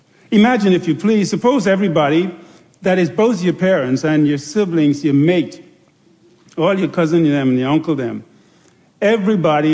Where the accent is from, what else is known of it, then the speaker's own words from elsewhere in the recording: Andros, Bahamas; growing up on Andros